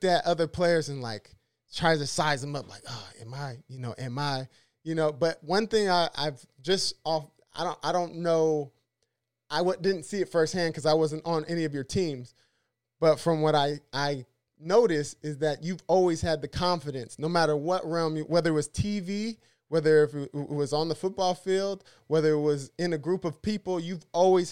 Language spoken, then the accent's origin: English; San Diego, California, United States; I'm from San Diego